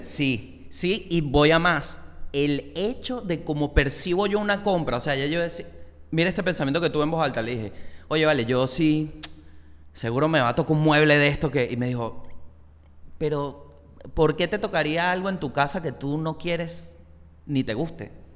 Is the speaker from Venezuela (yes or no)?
yes; Venezuela; moved away; also born or lived in Chile; yo siendo venezolano con trabajo afuera